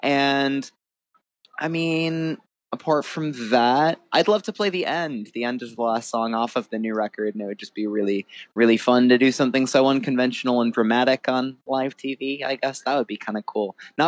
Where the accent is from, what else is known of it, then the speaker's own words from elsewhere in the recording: Fairfax, Virginia, United States; born there; I was born in Fairfax, Virginia. My family is all from Minneapolis. But I was born in Fairfax when my parents were living in DC at the time.